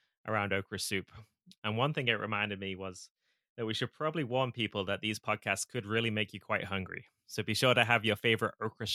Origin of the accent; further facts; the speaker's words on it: England, United Kingdom; moved away as an adult; now in United States; I grew up in England